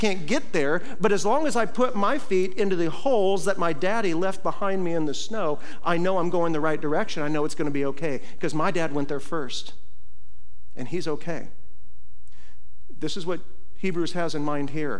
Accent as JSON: {"language": "English", "region": "Iowa", "country": "United States", "tie": "born or raised there", "moved": "yes", "said": "when I was a little kid growing up in Iowa, we get big old snow drifts there"}